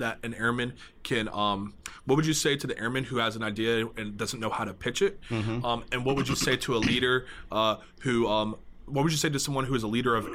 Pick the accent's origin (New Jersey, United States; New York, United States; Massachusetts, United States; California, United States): New Jersey, United States; I'm from New Jersey